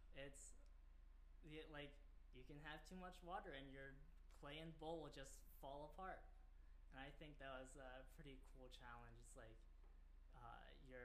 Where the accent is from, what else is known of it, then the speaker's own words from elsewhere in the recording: Cincinnati, Ohio, United States; also born or lived in Purdue, Indiana; I grew up here in Cincinnati